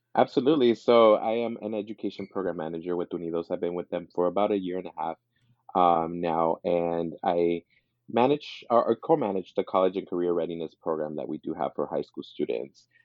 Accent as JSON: {"language": "English", "town": "East Los Angeles", "region": "California", "country": "United States", "tie": "born or raised there", "also_born_or_lived": "Montebello", "said": "I grew up in East Los Angeles"}